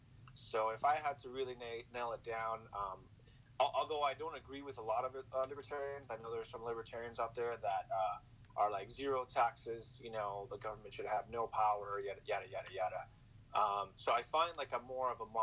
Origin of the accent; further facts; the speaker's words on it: California, United States; I was raised in California, born and raised